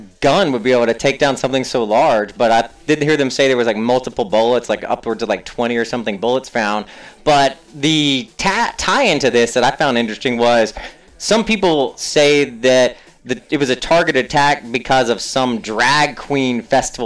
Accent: North Carolina, United States; since I'm from North Carolina

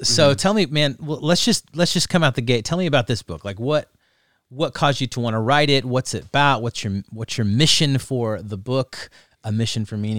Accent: Texas, United States; moved away as an adult; It's literally the reason that we moved here. Because we came from Texas.

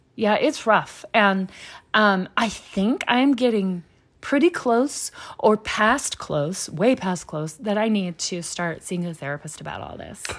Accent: Louisiana, United States; moved away; we're from Louisiana

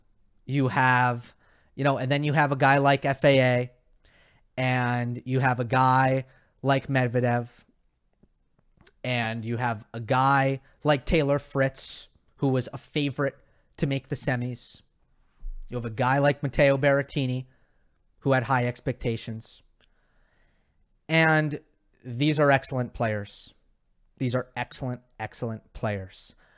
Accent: Australia; I'm from Australia and think that's the most annoying Australian accent

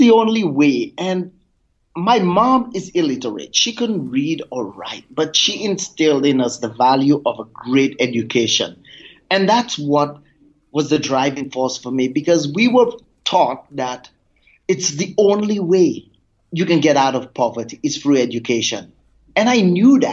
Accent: Grace, St. Lucia; I grew up on the island of St. Lucia in the Caribbean, and my tiny little village is called Grace

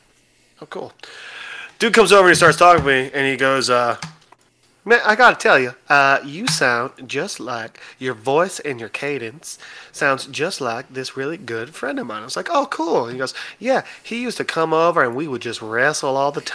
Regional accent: Illinois, United States; I'm from Illinois

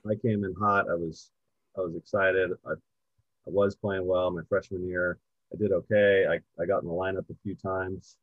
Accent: Poway, California, United States; I'm from Poway

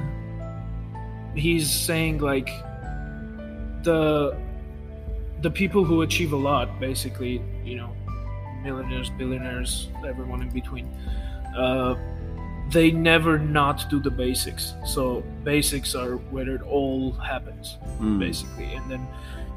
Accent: Armenia; first language Armenian; English is a second language; I'm from Armenia, for those of you who don't know. We have, you know, first language is Armenian, second is Russian, third is English

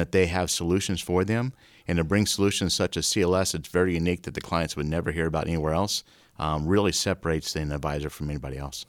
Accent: Omaha, Nebraska, United States; moved away as an adult; also born or lived in Iowa; I grew up in Omaha

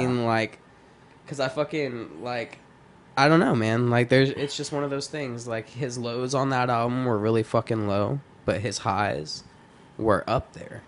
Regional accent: Texas, United States; I grew up in Texas, listening to, like I said, like dirty South trap.

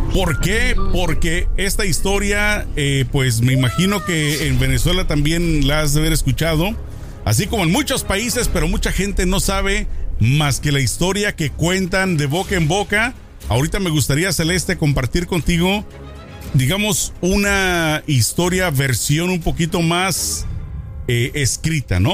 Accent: Jalisco, Mexico; yo soy de Jalisco, entre Guadalajara eh, y, el pueblo de donde nosotros crecimos, de donde somos, está pues cerca, ¿no? De Guadalajara al

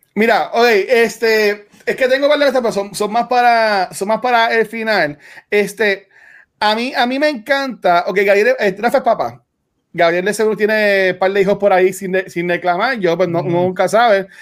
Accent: Canóvanas, Puerto Rico; soy de Canóvana

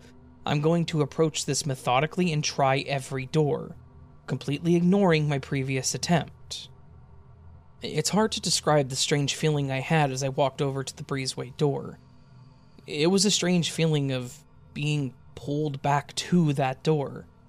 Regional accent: Iowa, United States; also born or lived in Illinois; still lived in Iowa, where we had lived while I was growing up. We're originally from Illinois, and I had made that 468-mile trip hundreds of times over 20 years at that point.

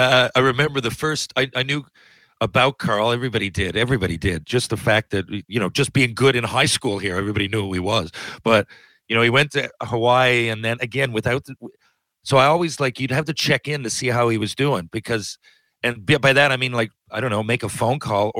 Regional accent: Canada; just as a Canadian fan, just as a basketball fan

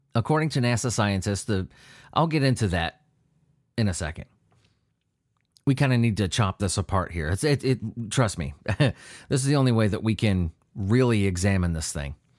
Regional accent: San Diego, California, United States; I grew up near the Whaley House. I, I, in San Diego

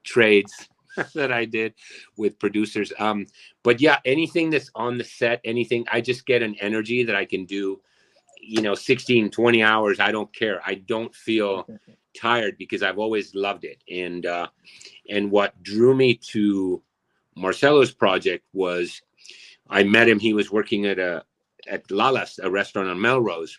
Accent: Argentina; moved away; I'm also from Argentina, born and raised. I got here when I was 1990

